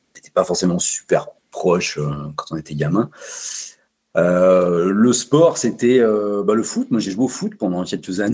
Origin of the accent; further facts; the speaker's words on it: Savoie, Auvergne-Rhône-Alpes, France; now in Chambéry, France; Savoyard depuis toujours, j'ai grandi en Savoie dans une petite une petite bourgade plutôt rurale